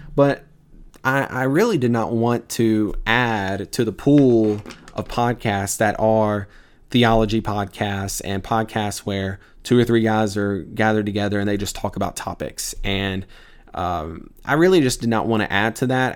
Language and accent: English; Tupelo, Mississippi, United States; moved away; I'm from Tupelo, Mississippi, originally. I, uh, grew up there